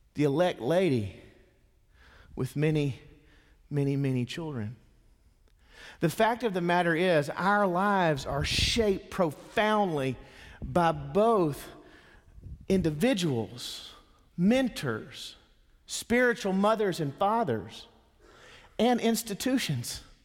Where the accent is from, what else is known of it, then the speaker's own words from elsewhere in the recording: Mississippi, United States; Not only am I a Southerner, I'm a Mississippian.